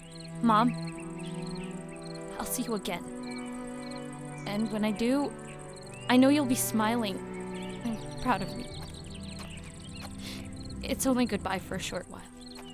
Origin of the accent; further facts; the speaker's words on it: Chicago, Illinois, United States; I grew up in Chicago most of my life, inner city. It was okay.